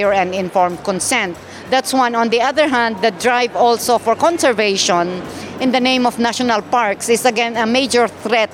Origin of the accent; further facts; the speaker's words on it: Kankanaey, Cordillera Administrative Region, Philippines; I am a Kankanae from the Philippines